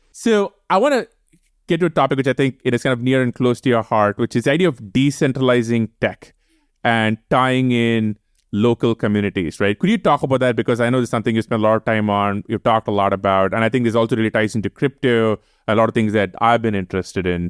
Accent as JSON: {"language": "English", "country": "India", "tie": "born or raised there", "moved": "as an adult", "lives_now": "United States", "said": "We grew up in India. You know, India will always be the place we come from"}